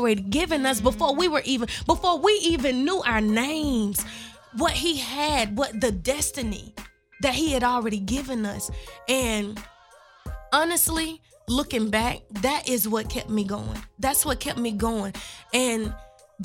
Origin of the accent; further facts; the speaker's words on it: Memphis, Tennessee, United States; moved away as an adult; My whole family is from Orange Mound, Tennessee. But I grew up in North Memphis.